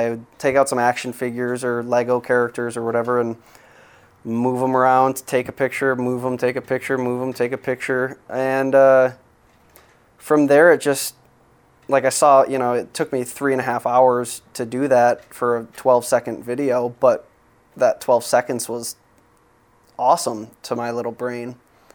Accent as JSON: {"language": "English", "town": "Apple Valley", "region": "Minnesota", "country": "United States", "tie": "born or raised there", "lives_now": "Minneapolis, United States", "said": "I am from Apple Valley, Minnesota"}